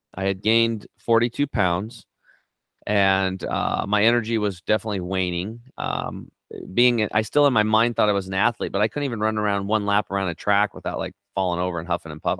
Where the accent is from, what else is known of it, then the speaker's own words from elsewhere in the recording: Northeastern Oregon, United States; I grew up on Eastern Oregon, uh, Northeastern Oregon on a s, a small cattle and hay farm